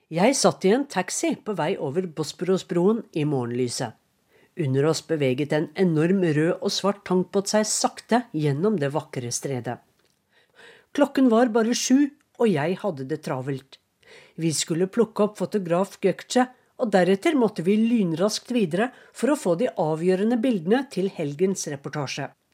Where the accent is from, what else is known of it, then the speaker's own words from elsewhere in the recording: Norway; moved away as an adult; now in Istanbul, Turkey; jeg er fra Norge